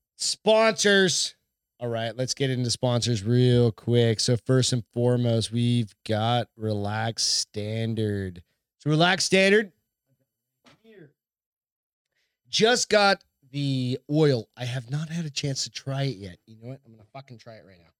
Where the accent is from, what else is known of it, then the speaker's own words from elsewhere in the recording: New Hampshire, United States; I'm from New Hampshire